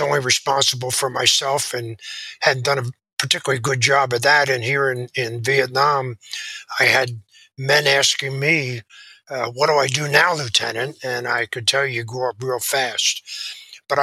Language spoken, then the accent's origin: English; Philadelphia, Pennsylvania, United States; Philadelphia, my hometown